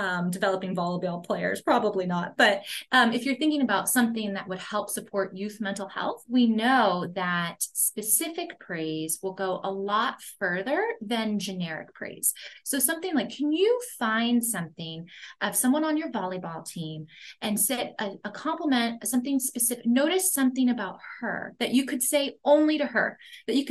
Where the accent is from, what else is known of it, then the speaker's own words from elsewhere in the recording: Los Angeles, California, United States; moved away as an adult; also born or lived in Boston; I'm from Los Angeles, so I was going to college in Boston